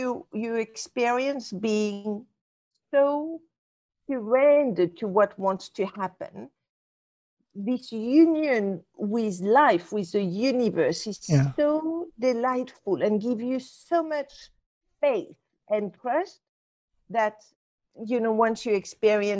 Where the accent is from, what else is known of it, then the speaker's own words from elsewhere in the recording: Casablanca, Casablanca-Settat, Morocco; I was brought up in Casablanca, Morocco.